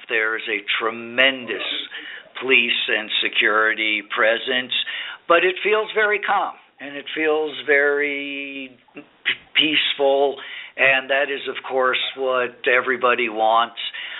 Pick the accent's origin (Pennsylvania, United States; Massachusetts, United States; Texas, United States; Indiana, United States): Indiana, United States; moved away; since I grew up in Indiana.